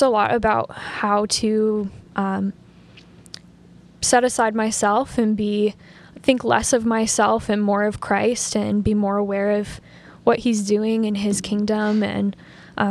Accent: Fargo, North Dakota, United States; I grew up in Fargo Moorhead

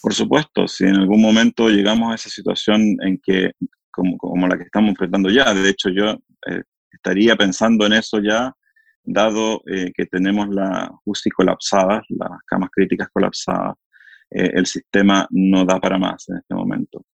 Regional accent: Chile; acá en Chile se hicieron dos estudios

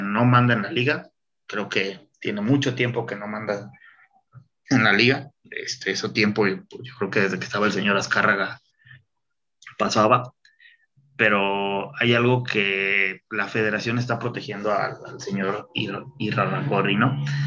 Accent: Irapuato, Guanajuato, Mexico

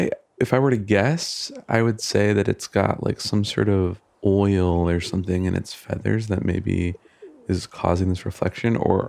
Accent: Michigan, United States; now in California, United States; I grew up in Michigan

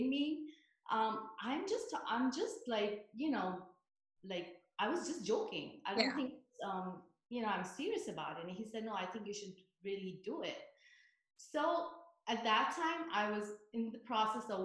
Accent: New York, United States; moved away as an adult; now in New Jersey, United States; I'm a New Yorker. I was raised there, went to college, got my computer science degree

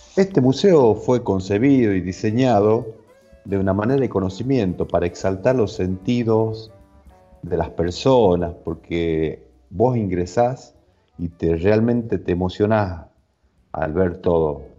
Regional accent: northern Argentina, Argentina; recorriendo nuestras raíces, nuestro norte argentino

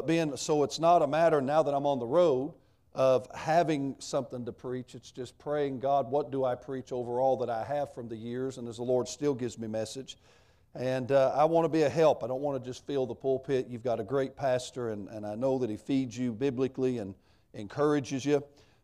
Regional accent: the South, United States; now in Michigan, United States; I'm a Southerner and I preach a lot in the South.

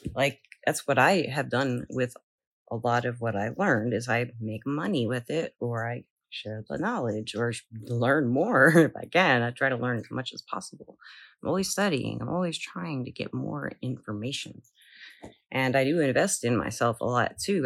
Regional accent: the South, United States; I'm from the South

